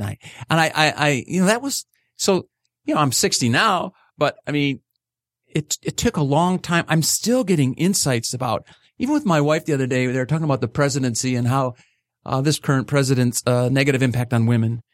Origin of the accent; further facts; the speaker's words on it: Livonia, Michigan, United States; growing up in Livonia